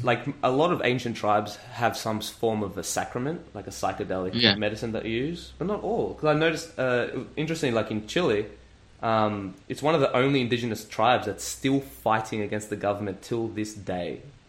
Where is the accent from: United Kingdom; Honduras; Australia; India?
Australia; now in Melbourne, Australia; I tell them I'm from Australia.